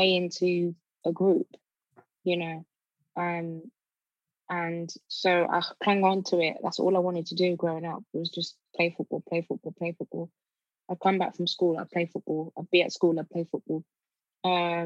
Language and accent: English; Birmingham, West Midlands, United Kingdom; also born or lived in Nigeria; I grew up in Birmingham, so South Birmingham area called Kings Norton, on a council estate